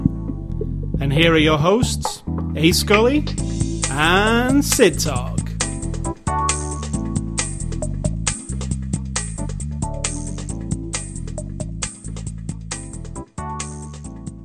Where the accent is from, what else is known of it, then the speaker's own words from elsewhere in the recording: United Kingdom; I'm British